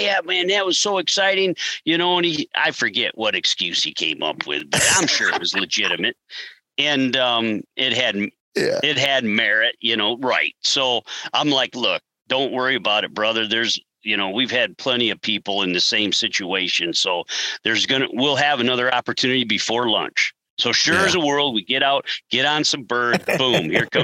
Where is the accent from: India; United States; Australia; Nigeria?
United States; Michigan; we're from Michigan